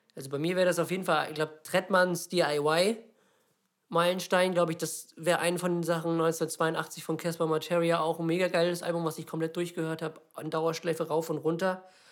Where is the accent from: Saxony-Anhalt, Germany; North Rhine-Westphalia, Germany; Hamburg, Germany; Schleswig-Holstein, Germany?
Schleswig-Holstein, Germany; Lübeck; bei uns in Lübeck